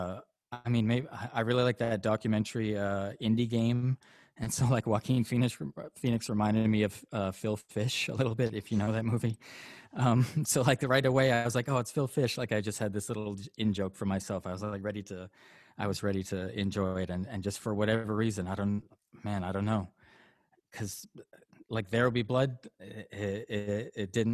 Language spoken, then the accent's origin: English; Canada; Canadian. Yeah, I'm Canadian. I'm raised by a Catholic, lapsed Catholic